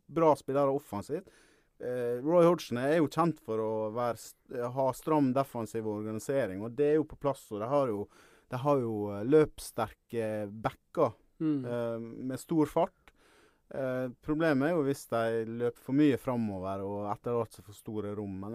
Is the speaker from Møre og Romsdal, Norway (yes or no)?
yes; Ålesund, Møre og Romsdal, Norway; accent: Sunnmøre dialect; also born or lived in Årvoll, Oslo; now in Oslo, Norway; jeg kommer fra Ålesund.